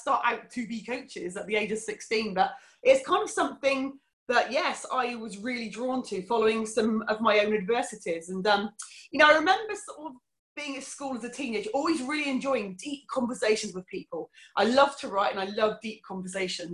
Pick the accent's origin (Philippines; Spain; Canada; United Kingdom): United Kingdom; Cornwall, South West England; also born or lived in Fife, Scotland; So I was born in Scotland, came back to Cornwall when I was about 2 years old, and had a really, really lovely childhood.